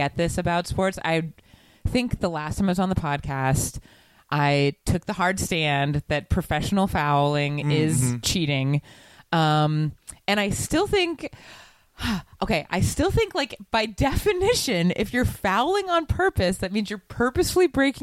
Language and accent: English; Seattle, Washington, United States; I'm from Seattle